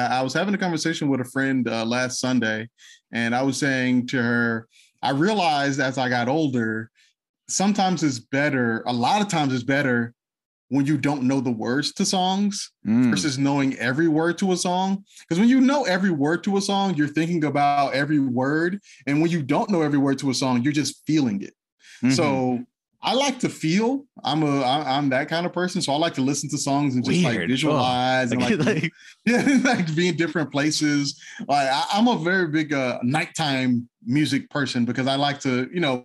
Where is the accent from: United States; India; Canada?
United States; South Florida; I'm obviously from South Florida